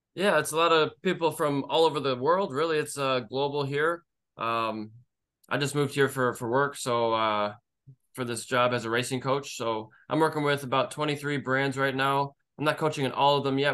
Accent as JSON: {"language": "English", "region": "Michigan", "country": "United States", "moved": "as an adult", "lives_now": "Las Vegas, United States", "said": "I lived in Michigan for thirty years"}